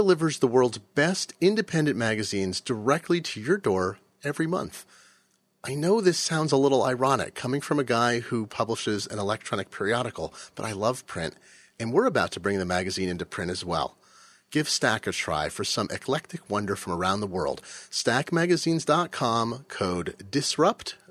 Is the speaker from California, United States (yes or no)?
no; Seattle, Washington, United States; my hometown of Seattle